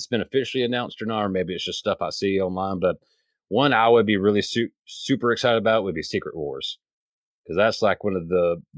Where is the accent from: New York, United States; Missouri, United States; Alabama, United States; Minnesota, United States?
Alabama, United States; I grew up in Alabama